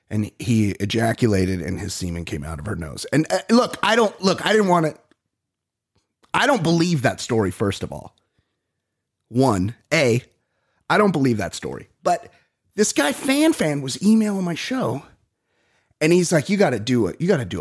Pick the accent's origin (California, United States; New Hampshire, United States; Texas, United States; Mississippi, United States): California, United States; Costa Mesa; we're from Costa Mesa. Like if you're from Costa Mesa, that's kind of how you go out.